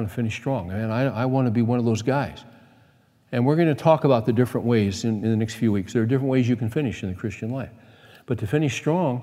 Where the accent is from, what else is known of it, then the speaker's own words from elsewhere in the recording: United States; I'm an American